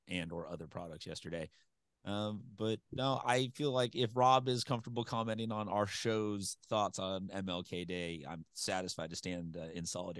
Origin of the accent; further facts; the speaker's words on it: San Diego, California, United States; Growing up in San Diego